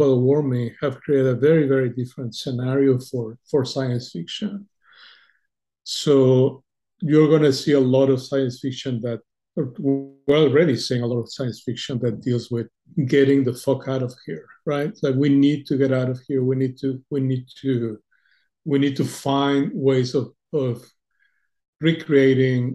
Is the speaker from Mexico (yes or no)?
yes; Mexico; English is a second language; moved away as an adult; also born or lived in United States / Argentina; growing up in Mexico